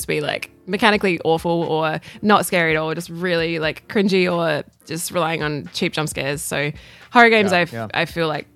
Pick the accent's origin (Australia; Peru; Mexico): Australia; I'm still an Aussie girl